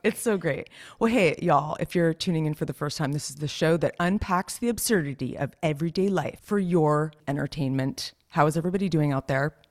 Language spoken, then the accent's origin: English; Los Gatos, California, United States; Las Gatas, where I'm from